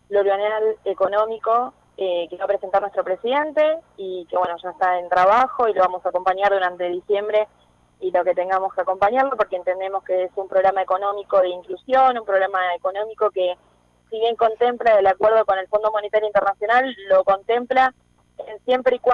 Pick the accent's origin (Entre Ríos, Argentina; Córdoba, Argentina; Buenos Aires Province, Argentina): Buenos Aires Province, Argentina; La Matanza; yo como decíamos antes, vengo de La Matanza, que es un distrito muy populoso